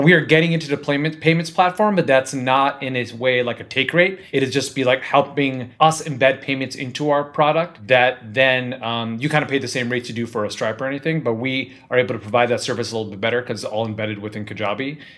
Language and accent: English; Cleveland, Ohio, United States; now in Southern California, United States; Northeast Ohio, Cleveland.